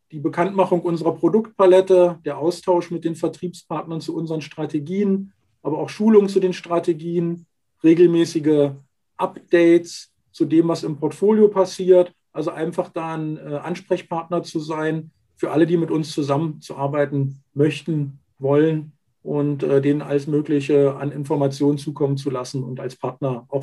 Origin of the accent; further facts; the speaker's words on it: Magdeburg, Saxony-Anhalt, Germany; born there; Ich bin gebürtiger Magdeburger, habe dort also meine ersten beruflichen Schritte gemacht